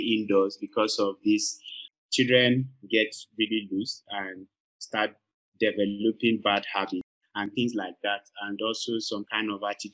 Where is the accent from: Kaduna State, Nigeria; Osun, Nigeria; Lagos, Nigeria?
Kaduna State, Nigeria; Kaduna; also born or lived in Kogi State; I'm from Kogi State, right? And I was born in Kaduna and I grew up in Kaduna